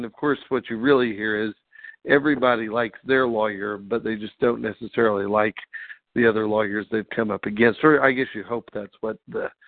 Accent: Missouri, United States; I'm from Missouri originally. I still live here

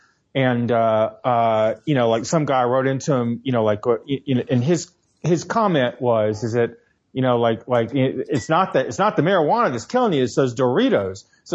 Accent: Tennessee, United States; now in New York, United States; I grew up in Tennessee

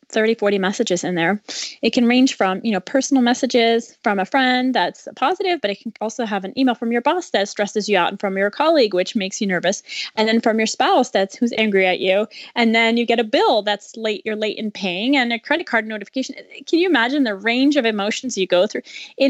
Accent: France; moved away as an adult; also born or lived in China; now in United States; I grew up in France, and then I moved to the U.S. for college

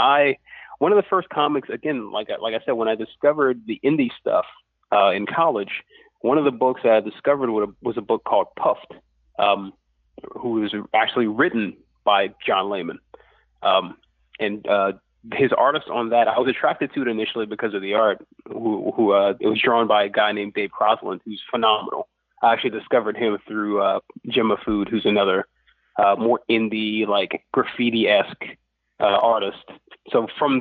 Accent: Lafayette, Louisiana, United States; I'm from Lafayette, Louisiana, which it doesn't – it has a bit of a comic scene now, but back then in the 80s

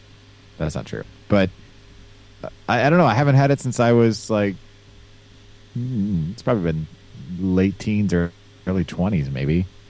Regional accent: Midwest, United States; now in Illinois, United States; I always picture tall people coming from like my area, from the Midwest, like Nebraska or Missouri.

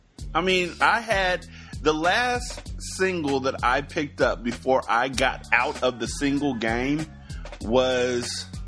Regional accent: West Coast, United States; I'm from the West Coast, dude.

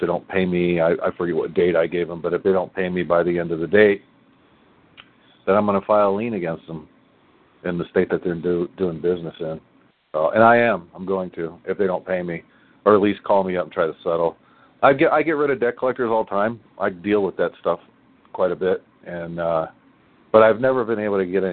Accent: Indiana, United States; now in New Mexico, United States; I'm in New Mexico right now, but I'm from Indiana

